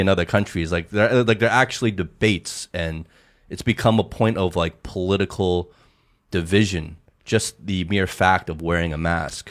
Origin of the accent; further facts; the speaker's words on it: United States; also born or lived in Hong Kong; now in China; we're ABCs, we're English speaking, um, you know, raised in America